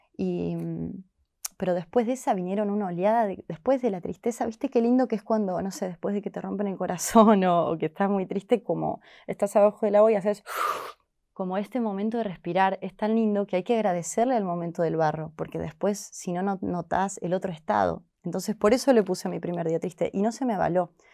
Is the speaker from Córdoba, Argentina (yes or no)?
yes; Córdoba, Argentina; moved away as an adult; now in Buenos Aires, Argentina; yo soy de Córdoba, capital